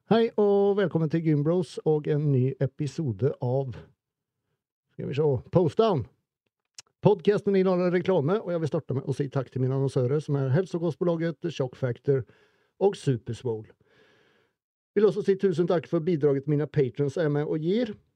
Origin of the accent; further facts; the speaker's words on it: Sweden; moved away; Vi svensker